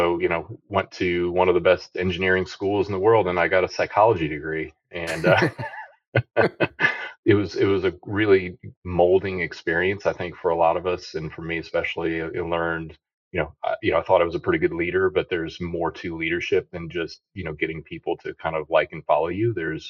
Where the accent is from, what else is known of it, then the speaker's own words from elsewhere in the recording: Quincy, Illinois, United States; moved away as an adult; I grew up in Illinois, West Central Illinois, a little town named Quincy